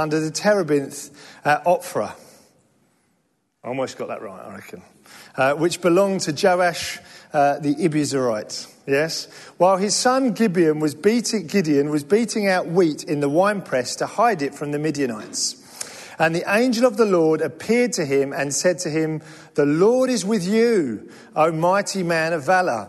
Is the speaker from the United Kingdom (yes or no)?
yes; England, United Kingdom; now in London, United Kingdom; we're English